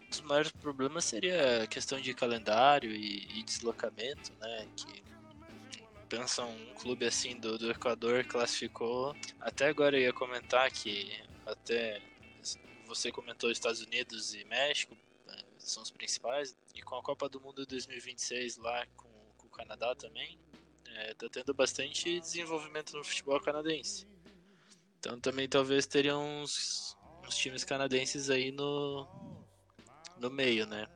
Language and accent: Portuguese; Brazil; o Atlético, que é do, da minha cidade natal